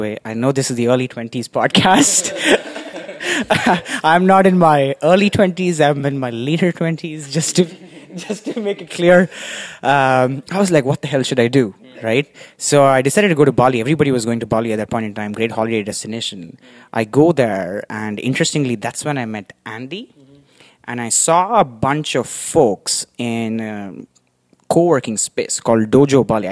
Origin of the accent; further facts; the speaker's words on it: India; moved away as an adult; also born or lived in Sweden / New York City / United States; now in Singapore; I grew up in India